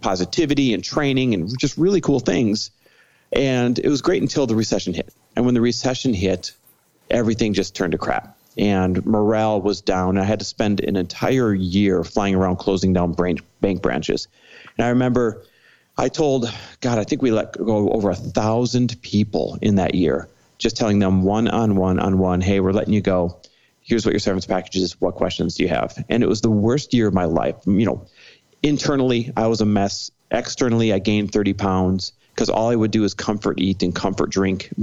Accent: Midwest, United States; now in Los Angeles, United States; I am Midwest born and raised

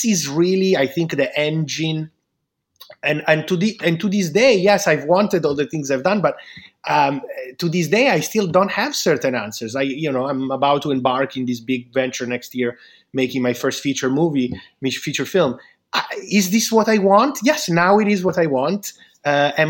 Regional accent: Milan, Lombardy, Italy; I'm from Milan

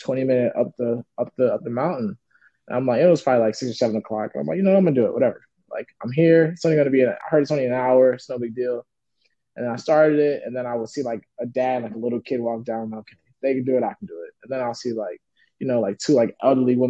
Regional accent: Chicago, Illinois, United States; now in Vancouver, Canada; I'm from Chicago

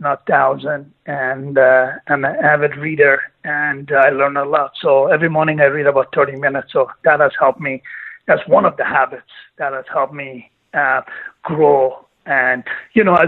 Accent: Greece; moved away as an adult; also born or lived in Iran / Canada; now in United States; I was born in Iran, and then I grew up through my teenage years. I was growing up in Greece. Then I moved to Canada when I was 18

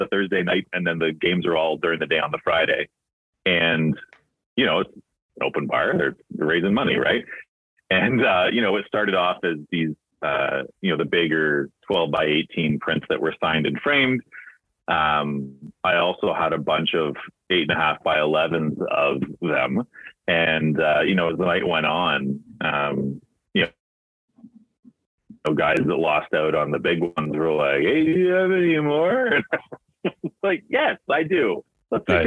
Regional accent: Milton, Ontario, Canada; I grew up in Milton.

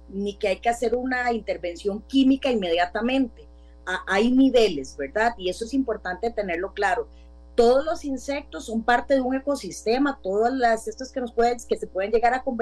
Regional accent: Grecia, Alajuela, Costa Rica; yo soy de Grecia y tenemos truenos y relámpagos ahorita.

